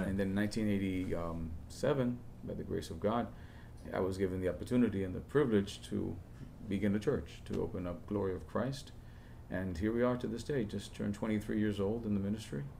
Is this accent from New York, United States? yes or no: yes; New York City, New York, United States; I was born and raised in El Barrio. The first 18 years of my life